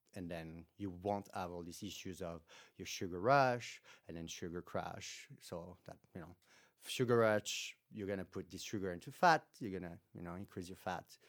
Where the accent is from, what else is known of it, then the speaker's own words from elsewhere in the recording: France; moved away as an adult; now in United States; I came from France originally, where, there I got my master's